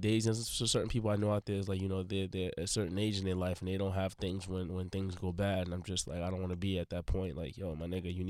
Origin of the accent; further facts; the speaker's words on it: New York City, New York, United States; No, I was born in Queens.